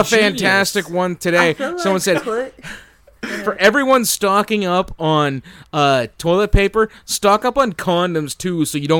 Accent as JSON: {"language": "English", "country": "Canada", "said": "as a Canadian"}